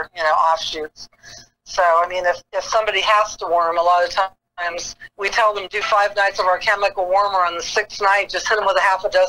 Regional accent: Del Mar, California, United States; when I was growing up in Del Mar, our horses got wormed once a year

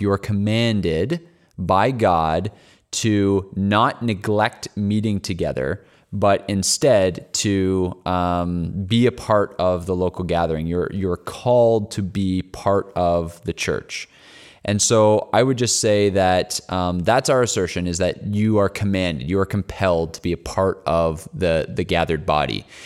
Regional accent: Canada; accent: Canadian; we're from Canada

